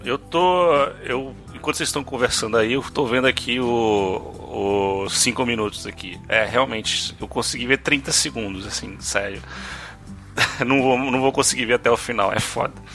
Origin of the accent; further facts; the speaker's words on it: Brazil; nós somos brasileiros